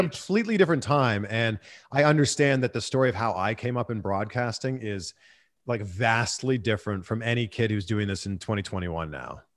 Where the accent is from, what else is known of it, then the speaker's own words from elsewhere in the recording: Toronto, Ontario, Canada; moved away as an adult; also born or lived in Peterborough, Ontario / Vancouver / Cleveland / Miami; now in Los Angeles, United States; my hometown in Toronto